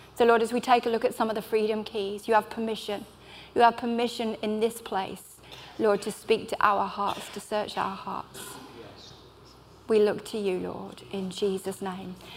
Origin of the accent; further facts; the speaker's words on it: Bristol, South West England, United Kingdom; I'm from Bristol. I minister in a church there in the heart of Bristol.